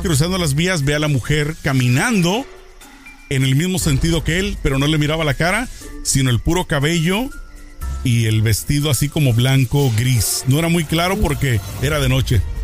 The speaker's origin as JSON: {"language": "Spanish", "region": "Jalisco", "country": "Mexico", "tie": "born or raised there", "said": "yo soy de Jalisco, entre Guadalajara eh, y, el pueblo de donde nosotros crecimos, de donde somos, está pues cerca, ¿no? De Guadalajara al"}